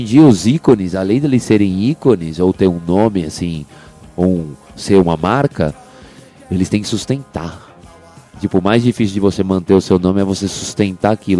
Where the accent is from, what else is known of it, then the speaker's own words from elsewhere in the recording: Brazil; eu nasci no Brasil